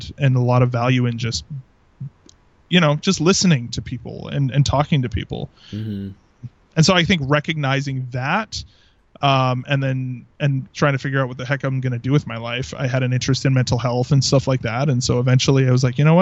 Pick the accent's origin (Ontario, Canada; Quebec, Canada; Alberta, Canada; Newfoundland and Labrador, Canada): Alberta, Canada; Southern; first language English; I grew up in Southern Alberta